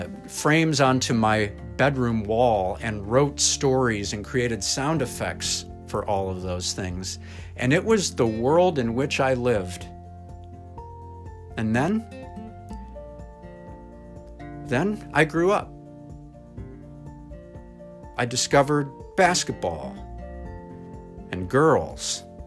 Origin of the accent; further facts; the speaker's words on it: Central Michigan, United States; moved away as an adult; also born or lived in Detroit, Michigan / Fort Wayne, Indiana / Chicago, Illinois; growing up in Central Michigan